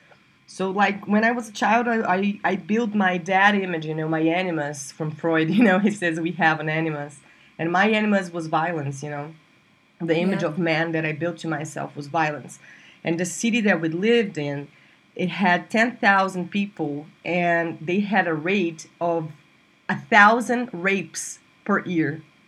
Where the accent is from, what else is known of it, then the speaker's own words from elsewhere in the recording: Brasília, Federal District, Brazil; born there; Yeah, so I was born in Brasilia, Brazil, where I live today, but I moved a lot. And I was born here, but I went away when I was 2 because my father got a job in another state